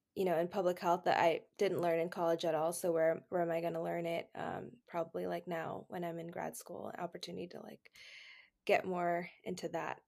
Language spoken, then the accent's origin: English; Houston, Texas, United States; now in Redlands, United States; I'm from Houston, Texas, but I currently live in Redlands, California